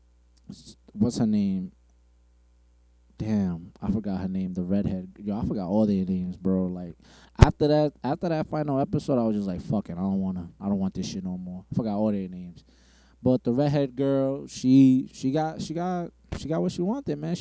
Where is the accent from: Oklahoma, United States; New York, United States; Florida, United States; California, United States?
New York, United States; New York City; I'm a nigga from Brooklyn